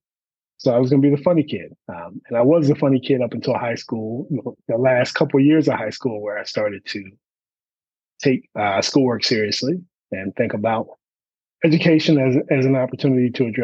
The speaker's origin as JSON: {"language": "English", "town": "Charlotte", "region": "North Carolina", "country": "United States", "tie": "born or raised there", "said": "I'm from Charlotte, North Carolina, born and raised in Queen City"}